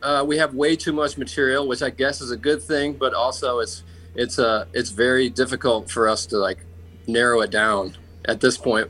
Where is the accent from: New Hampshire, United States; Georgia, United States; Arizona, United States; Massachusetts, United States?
Georgia, United States; Atlanta; we're from Atlanta, and uh, Turner Broadcasting is is based here